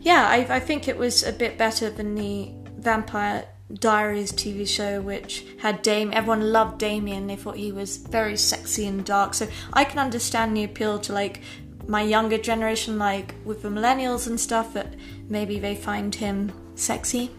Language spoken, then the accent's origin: English; England, United Kingdom; I grew up in England in a very aristocratic style background